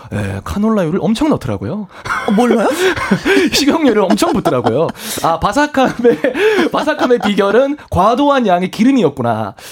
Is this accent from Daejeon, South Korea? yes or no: no; Andong, North Gyeongsang, South Korea; now in Seoul, South Korea; 고향이 경북 안동에